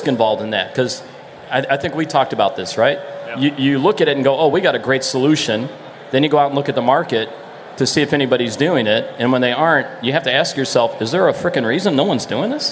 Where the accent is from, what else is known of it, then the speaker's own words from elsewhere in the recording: Florida, United States; I'm from Florida